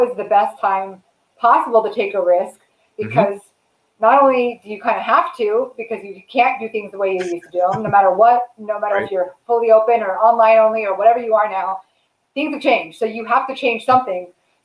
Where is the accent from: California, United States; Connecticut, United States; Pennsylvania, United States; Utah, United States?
California, United States; Southern; Born and raised in Southern California